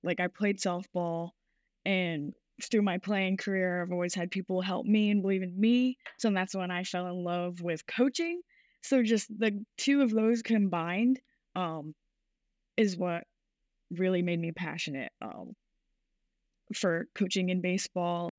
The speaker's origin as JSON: {"language": "English", "region": "Rhode Island", "country": "United States", "tie": "born or raised there", "said": "my whole life I grew up in Rhode Island, so the Boston area"}